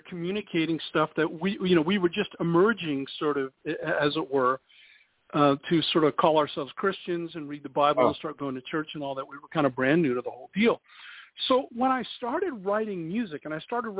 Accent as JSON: {"language": "English", "town": "Downey", "region": "California", "country": "United States", "tie": "born or raised there", "said": "Downey, California, which is my hometown"}